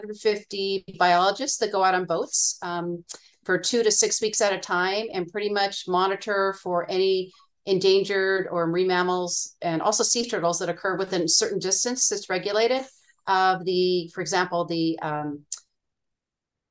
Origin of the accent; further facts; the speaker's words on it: Northern California, United States; I'm originally from Northern California. My dad was a professor at Humboldt State, and I grew up on the ocean